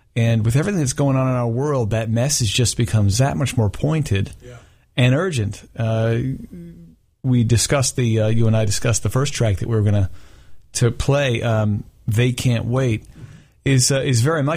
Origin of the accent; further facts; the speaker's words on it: South Africa; moved away; I grew up in South Africa